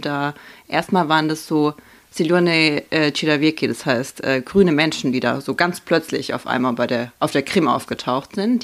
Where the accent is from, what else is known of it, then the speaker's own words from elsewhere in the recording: Viernheim, Hesse, Germany; also born or lived in Starokostiantyniv, Khmelnytskyi Oblast, Ukraine; ich komme ja aus Vierenheim und wir sind ja nicht mehr Baden-Württemberg, sondern ähm, Hessen